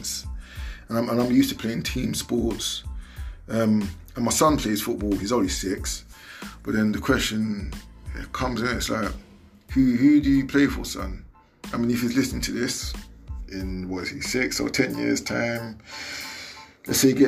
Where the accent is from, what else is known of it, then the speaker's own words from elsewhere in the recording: United Kingdom; I'm a British black man, you know, of Nigerian descent, so I'm Nigerian born in Britain